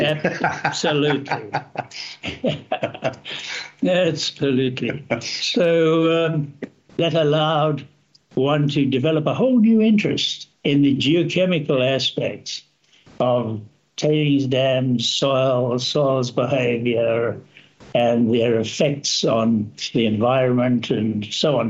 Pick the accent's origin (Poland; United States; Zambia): Zambia; also born or lived in South Africa; now in Canada; There I grew up in a small town, went to a, a relatively small school, at high school